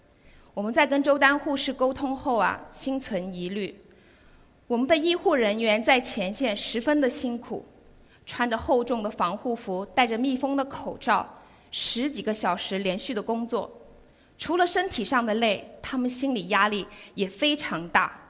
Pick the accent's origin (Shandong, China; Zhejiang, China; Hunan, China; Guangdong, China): Guangdong, China; 那我们广东人究竟怎么样呢？在各项指标的地域排行榜中啊，我们广东人很养生。